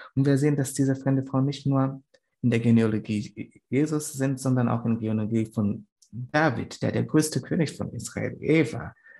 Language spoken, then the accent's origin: German; Tanzania; German is a second language; moved away; von wo ich herkomme